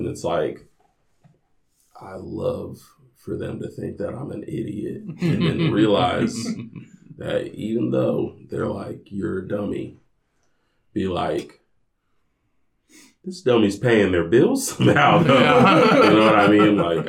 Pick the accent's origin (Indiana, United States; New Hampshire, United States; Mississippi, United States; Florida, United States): Indiana, United States; Indianapolis; moved away